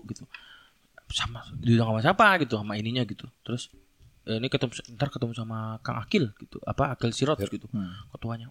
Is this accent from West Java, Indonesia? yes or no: yes; Indramayu, West Java, Indonesia; Gua kan dari Indramayu